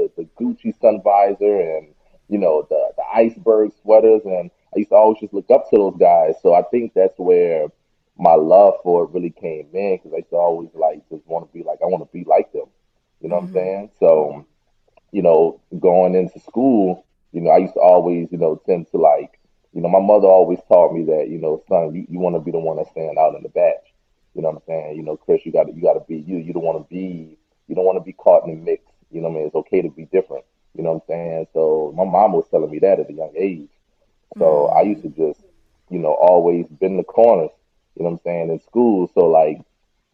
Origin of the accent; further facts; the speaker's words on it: New Orleans, Louisiana, United States; I'm from New Orleans. But yeah, I went to this art school in New Orleans called McDonald 15